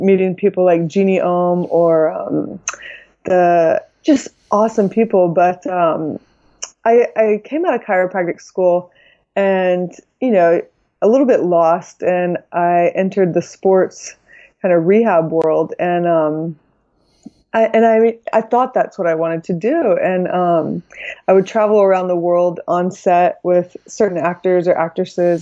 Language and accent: English; Texas, United States; moved away as an adult; now in California, United States; I'm originally from Texas